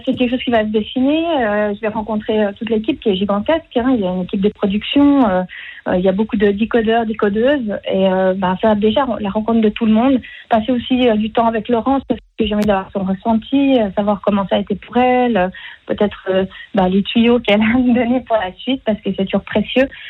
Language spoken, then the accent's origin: French; Fribourg, Switzerland; accent: Fribourgeois, not very pronounced; un accent fribourgeois, j'ai l'impression, euh, même s'il n'est pas très prononcé chez moi